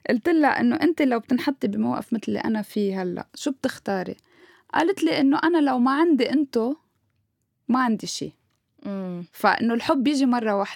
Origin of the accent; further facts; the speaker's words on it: Beirut, Beirut Governorate, Lebanon; لانه انا ربيت هون يعني ربيت ببيروت رحت على المدرسه هون رحت على الجامعه هون بابا لبناني فانا فيني غير واحكي باللهجه السوريه بس انه هيدي لهجتي اللي بحكي فيها